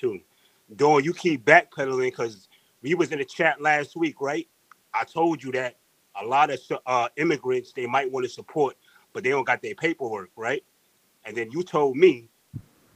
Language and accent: English; New York City, New York, United States; I'm born in New York City